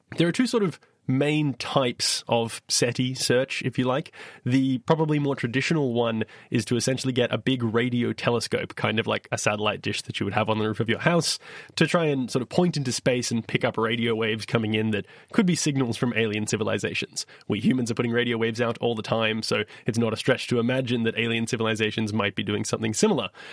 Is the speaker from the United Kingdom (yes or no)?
no; Perth, Western Australia, Australia; my hometown, Perthwest, Australia